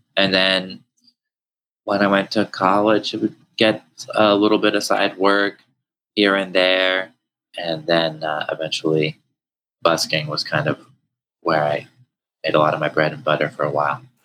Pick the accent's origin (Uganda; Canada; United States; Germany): United States; New Hampshire; as a kid growing up in New Hampshire